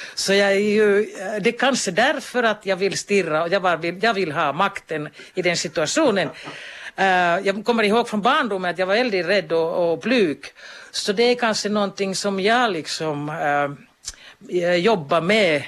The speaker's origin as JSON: {"language": "Swedish", "town": "Kemi", "region": "Lapland", "country": "Finland", "tie": "born or raised there", "also_born_or_lived": "Jyväskylä / Stockholm / Kankaanpää / Kuopio", "moved": "as an adult", "lives_now": "Kuni, Finland", "said": "jag är född i Kemi, mina föräldrar är från Jyväskylä"}